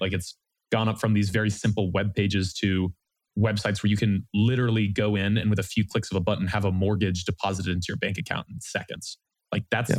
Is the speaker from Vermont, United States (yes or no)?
yes; Vermont, United States; moved away as an adult; also born or lived in New Orleans, Louisiana; now in Austin, United States; Originally, I'm from Vermont in the United States